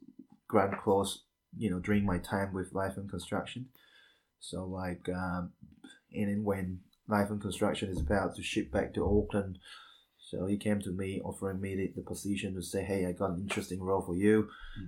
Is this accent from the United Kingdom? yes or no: no; Malaysia; moved away as an adult; also born or lived in Wellington, New Zealand; now in New Zealand; I'm originally from Malaysia